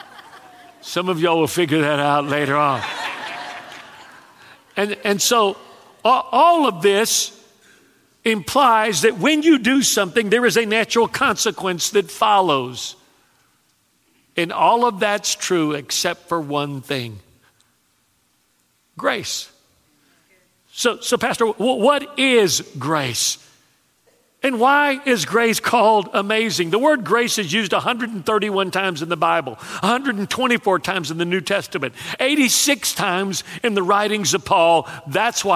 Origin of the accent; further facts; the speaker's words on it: Texas, United States; now in South Louisiana, United States; when I was raised in Texas, I didn't know what a buffet was